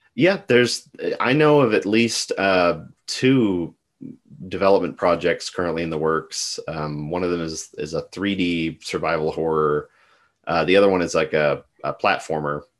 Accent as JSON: {"language": "English", "region": "West Texas", "country": "United States", "tie": "born or raised there", "said": "growing up in West Texas in the Southwest"}